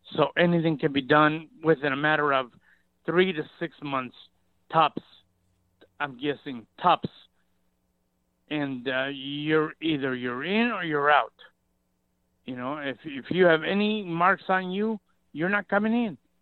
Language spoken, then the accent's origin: English; Mexico; now in Ceres, United States; I was born in Mexico